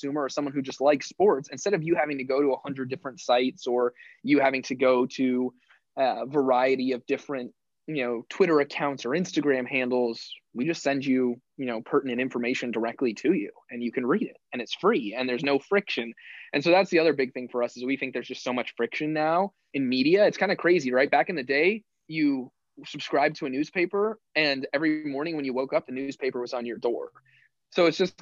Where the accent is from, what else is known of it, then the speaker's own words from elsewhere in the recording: Phoenix, Arizona, United States; moved away as an adult; also born or lived in Miami; now in New York, United States; I'm from Phoenix, Arizona, and I went back to Phoenix.